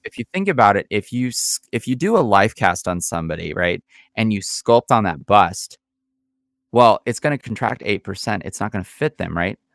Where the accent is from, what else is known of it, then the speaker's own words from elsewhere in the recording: United States; we as Americans